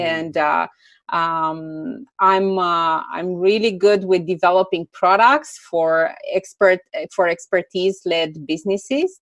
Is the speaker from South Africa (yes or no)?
no; Romania; also born or lived in Greece; I'm originally from Romania. Now I mm. live partly, uh, partially in Romania, partially in Greece.